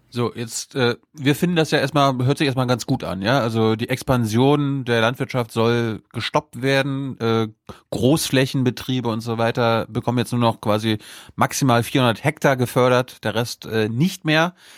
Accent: Mecklenburg-Vorpommern, Germany; ich kenne meine Heimat gar nicht ohne Till Backhaus

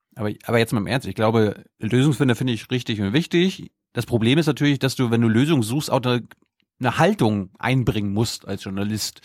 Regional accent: Mecklenburg-Vorpommern, Germany; moved away; in meiner Heimat

